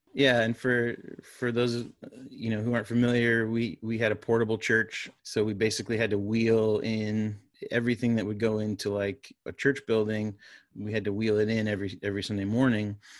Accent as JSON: {"language": "English", "region": "Florida", "country": "United States", "tie": "born or raised there", "moved": "as an adult", "lives_now": "North Carolina, United States", "said": "my wife and I grew up in Florida. Uh, we're Floridians."}